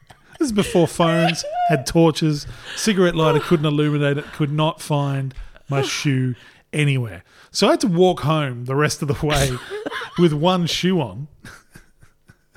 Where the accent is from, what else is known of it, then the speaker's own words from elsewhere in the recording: Port Pirie, South Australia, Australia; also born or lived in Adelaide; in my hometown of Port Pirie